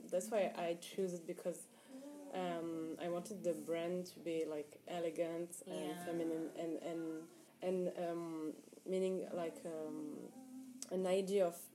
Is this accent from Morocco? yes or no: yes; Morocco; I'm from Morocco